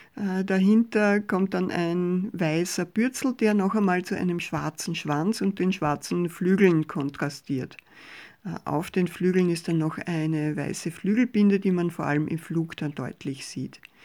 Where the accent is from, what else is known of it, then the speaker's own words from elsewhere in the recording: Mostviertel, Lower Austria, Austria; bei uns im Mostviertel an der Futterstelle